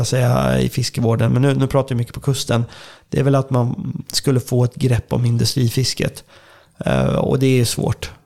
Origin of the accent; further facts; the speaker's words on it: Södermanland, Sweden; jag kommer ju från eh, Sörmland då, och här är väldigt många sjöar